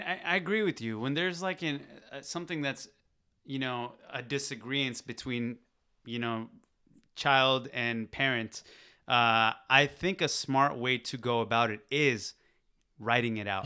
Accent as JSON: {"language": "English", "country": "Pakistan", "moved": "yes", "said": "I'm from Pakistan."}